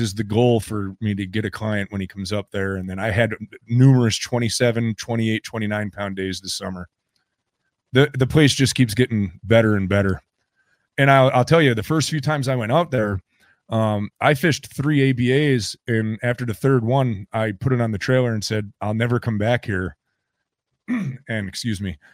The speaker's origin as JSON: {"language": "English", "region": "New York", "country": "United States", "tie": "born or raised there", "said": "I grew up on Lake Champlain"}